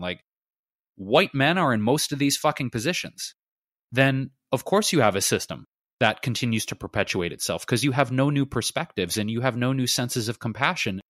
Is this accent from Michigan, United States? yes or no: yes; Detroit, Michigan, United States; my hometown, Detroit